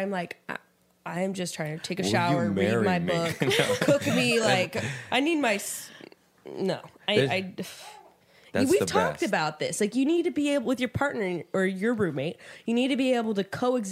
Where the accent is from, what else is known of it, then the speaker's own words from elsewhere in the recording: Fresno, California, United States; moved away as an adult; now in Los Angeles, United States; I'm from Fresno originally